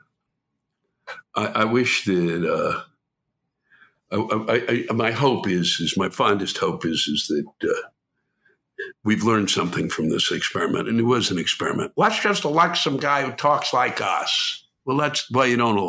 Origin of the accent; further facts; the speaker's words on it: United States; I was born and raised in Washington